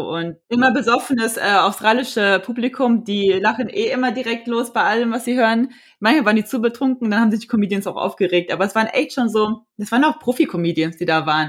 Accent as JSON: {"language": "German", "town": "Frankfurt", "region": "Hesse", "country": "Germany", "said": "ich bin 28 Jahre alt, ich komme aus Frankfurt"}